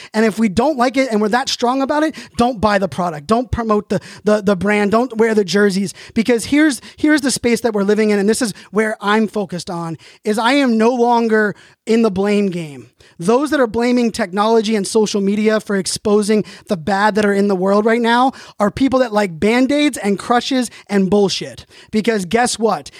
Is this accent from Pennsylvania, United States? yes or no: yes; Pittsburgh, Pennsylvania, United States; I was born in Pittsburgh